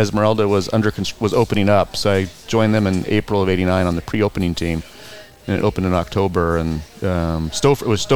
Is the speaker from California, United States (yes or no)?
yes; Monterey, California, United States; also born or lived in Seattle; now in Palm Springs, United States; I grew up in Monterey, and Monterey, you were a fisherman, or you were in the hospitality industry, or you're in the military.